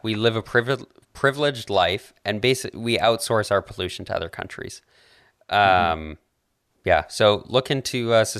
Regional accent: Alberta, Canada; I grew up in Alberta.

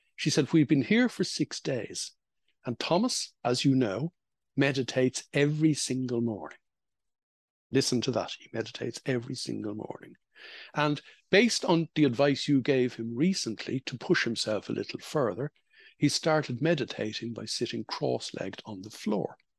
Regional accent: Ireland; when I was growing up in Holy Catholic Ireland

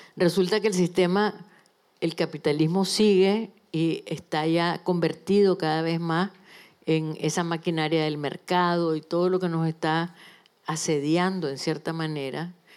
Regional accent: Nicaragua; moved away as an adult; also born or lived in Managua / Mexico; now in Spain; soy nicaragüense y no me va a quitar ni Daniel Ortega ni nadie esa calidad, porque es mi vida, es mi país

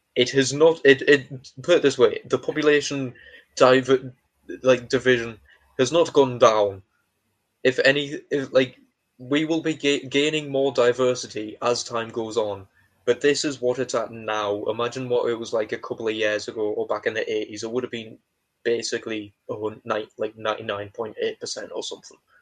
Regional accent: England, United Kingdom; we're not Scottish, we're English

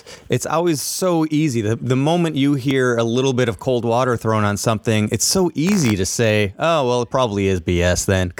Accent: Chicago, Illinois, United States; I'm from Chicago.

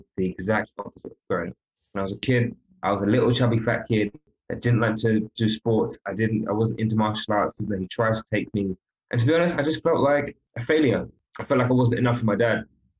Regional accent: London, United Kingdom; I was brought up in London. I'm not brought up back home.

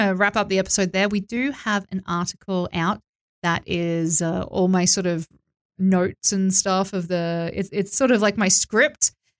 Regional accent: Australia; moved away as an adult; now in Georgia; growing up in Australia

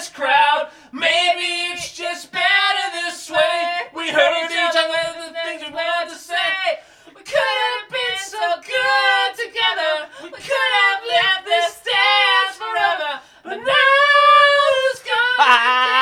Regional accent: Nova Scotia, Canada; moved away; growing up in Nova Scotia

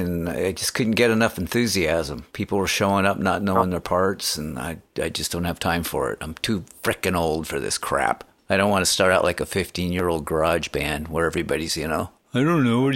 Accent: Aberdeen, Washington, United States; also born or lived in Seattle; Aberdeen, which is west of Seattle toward the coast where … came out of. It's a little kind of a little timber town kind of a thing. Yeah. But I was born in Seattle, but I never lived there till I was in my 20s.

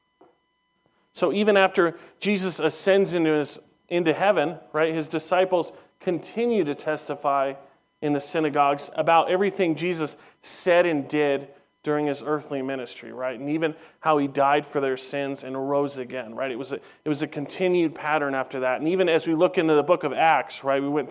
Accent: Southern California, United States; as a young teenager growing up in Southern California

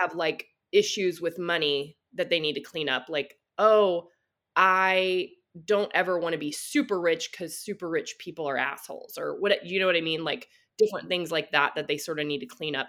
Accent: Texas, United States; I grew up in the Bible Belt in Texas

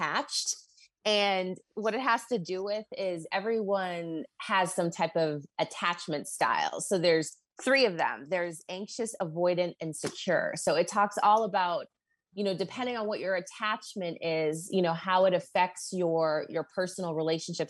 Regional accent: Boston, Massachusetts, United States; moved away as an adult; I'm from Boston

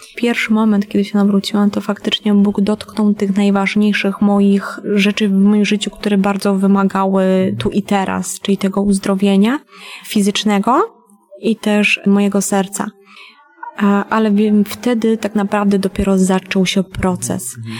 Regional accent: Bieszczady, Subcarpathian Voivodeship, Poland; Pochodzę ogólnie z Podkarpacia, z Bieszczad. E, wychowywałam się w rodzinie patologicznej.

